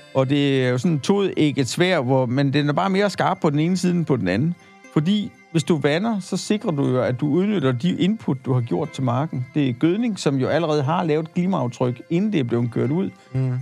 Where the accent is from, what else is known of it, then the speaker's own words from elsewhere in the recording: Denmark; vi som danskere